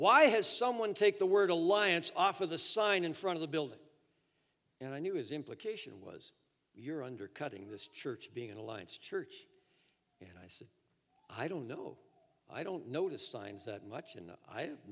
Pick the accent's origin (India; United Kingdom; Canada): Canada; Toronto, Ontario; also born or lived in Edmonton / Florida / Japan; Florida to Toronto, which was my hometown